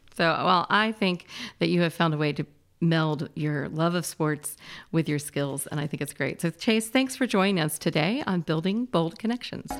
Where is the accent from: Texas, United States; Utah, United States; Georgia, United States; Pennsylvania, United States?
Georgia, United States; Atlanta; I grew up in Atlanta, and Atlanta is a great place to grow up and live.